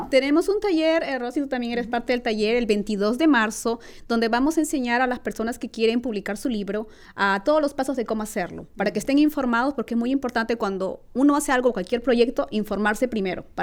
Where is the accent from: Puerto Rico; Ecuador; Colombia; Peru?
Peru; now in California, United States; Mis alas me llevan al sur es una recopilación de mis experiencias como inmigrante hispana en los Estados Unidos, donde hago como, como recordando Perú, pero a la vez al presente estando en California.